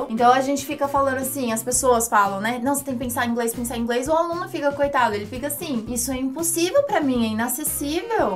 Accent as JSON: {"language": "Portuguese", "country": "Brazil", "said": "sono brasiliana"}